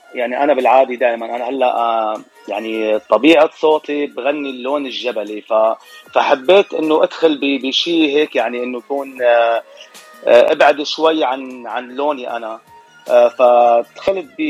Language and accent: Arabic; Latakia Governorate, Syria; moved away as an adult; now in Dearborn Heights, United States; انا من سوريا من محافظه اسمها اللاذقيه